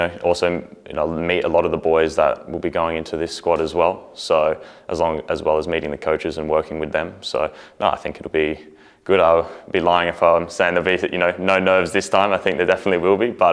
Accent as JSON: {"language": "English", "country": "Australia", "tie": "born or raised there", "also_born_or_lived": "New Zealand", "said": "I very much consider myself Australian. I did spend, I have half my family in New Zealand and spent time there growing up, but I was born in Australia"}